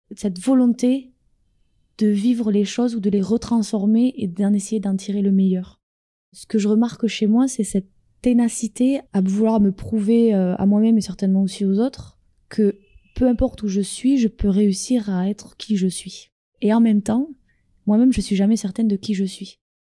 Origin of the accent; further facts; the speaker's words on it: France; moved away as an adult; also born or lived in United States / Quebec; now in Cameroon; ça fait réellement six ans que j'ai quitté la France avec un sac sur le dos